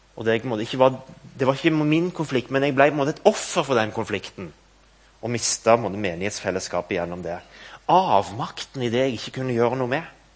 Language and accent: Norwegian; Stavanger, Rogaland, Norway; moved away as an adult; now in Nærbø, Norway; Kampen kirke, der jeg vokste opp